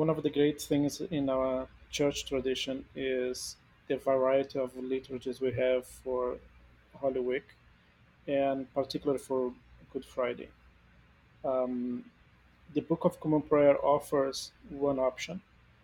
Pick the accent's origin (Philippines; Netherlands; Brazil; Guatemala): Brazil; moved away; I come from a Latin American country, I'm from Brazil